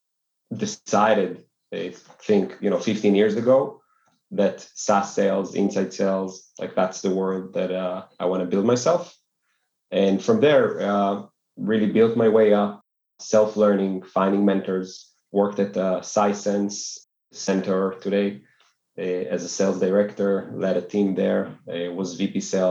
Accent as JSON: {"language": "English", "town": "Tel Aviv", "region": "Tel Aviv District", "country": "Israel", "tie": "born or raised there", "said": "born and raised in Tel Aviv"}